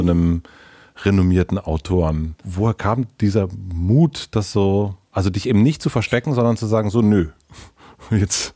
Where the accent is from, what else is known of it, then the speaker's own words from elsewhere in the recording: southern Brandenburg, Germany; ich bin in Süden Brandenburgs aufgewachsen